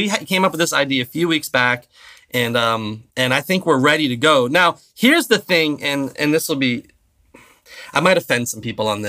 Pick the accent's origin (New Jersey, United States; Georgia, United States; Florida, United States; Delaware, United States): Florida, United States; Pompano Beach; moved away as an adult; also born or lived in Philadelphia / Jupiter, Florida / Virginia; now in Central Florida, United States; I was born in Philadelphia, moved down here when I was six. Down here, by that I mean Pompano Beach, grew up in Broward County, went to elementary school, middle school, high school, all down there.